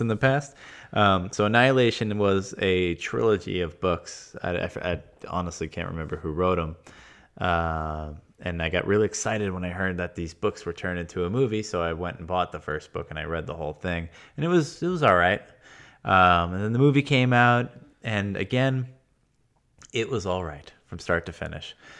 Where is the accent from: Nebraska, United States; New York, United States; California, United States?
New York, United States; Long Island; I'm from Long Island.